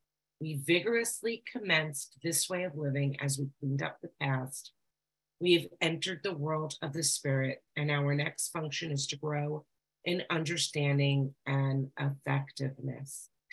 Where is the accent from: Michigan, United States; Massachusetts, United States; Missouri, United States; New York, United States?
New York, United States; I'm a recovered compulsive overeater. I'm from New York.